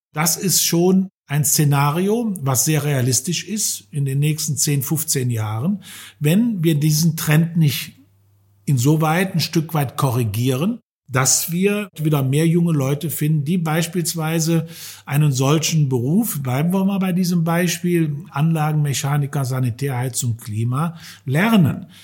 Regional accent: Germany; hier bei uns in Deutschland

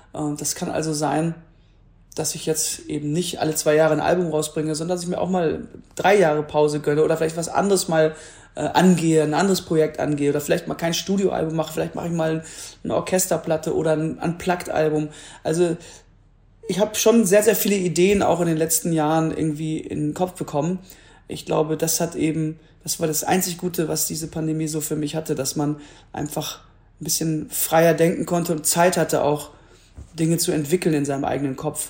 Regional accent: Duisburg, North Rhine-Westphalia, Germany; now in Hamburg, Germany; da wo ich herkomme, wo ich auch gewachsen bin, den Duisburger Zoo

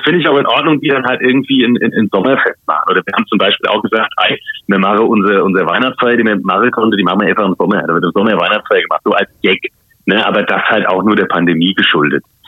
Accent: Mainz, Rhineland-Palatinate, Germany; bei uns in Mainz

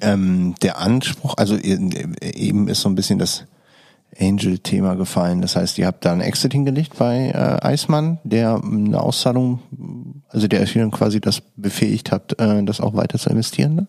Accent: Düsseldorf, North Rhine-Westphalia, Germany; in Düsseldorf nicht, kennt man das nicht so? Also da, wo ich groß geworden bin

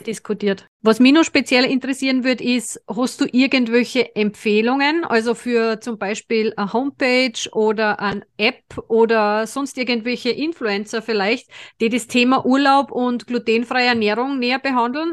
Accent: Austria; als Österreicher

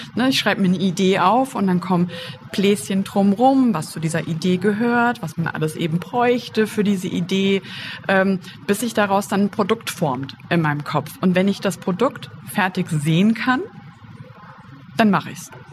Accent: Wiesbaden, Hesse, Germany; Ich komme ja aus Wiesbaden

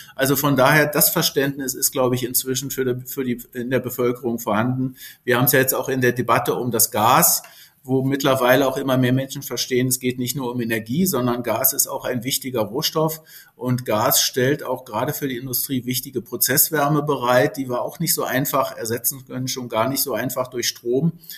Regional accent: Germany; Als Berliner Brandenburger sozusagen ist man ja doch durch seine Region auch sehr geprägt

